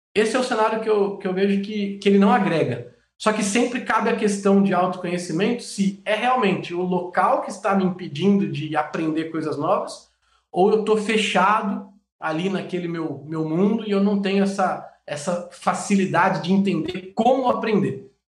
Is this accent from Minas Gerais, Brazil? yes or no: no; Jundiaí, São Paulo, Brazil; moved away as an adult; also born or lived in Andirá / São José dos Campos / Camaçari; Eu sou é, nascido em São Paulo, é, minha família se mudou para Jundiaí, cresci em Jundiaí